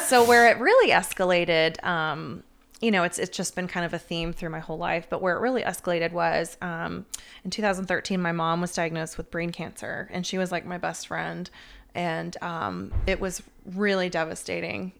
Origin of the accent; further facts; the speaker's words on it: Atlanta, Georgia, United States; I'm from Atlanta, one of the few natives that hasn't left